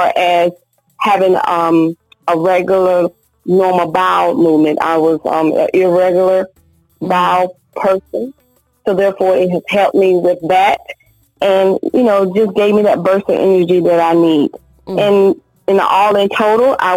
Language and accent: English; Pittsboro, North Carolina, United States; now in Raleigh, United States; My hometown, it was in Pittsburgh, North Carolina, and I currently reside in Raleigh, North Carolina.